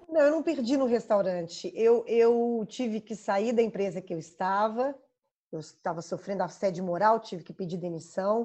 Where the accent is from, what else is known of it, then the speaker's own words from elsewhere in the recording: Belo Horizonte, Minas Gerais, Brazil; accent: mineiro; sou mineira, nascida e criada em Belo Horizonte. Dá para ver pelo sotaque, eu imagino